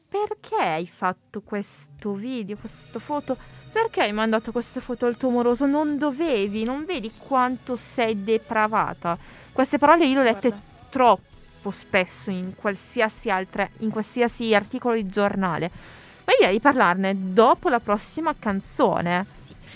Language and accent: Italian; Italy; sono italiana, sono nata in Italia, sono italiana